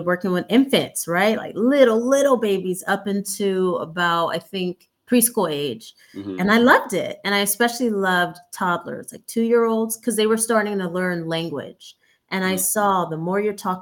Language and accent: English; Fresno, California, United States; also born or lived in Compton / Los Angeles; now in Sacramento, United States; I'm actually originally from Fresno, but if we took it way, way back, I was born in Compton. But as an infant, we moved to Fresno, and then that's where I'm from.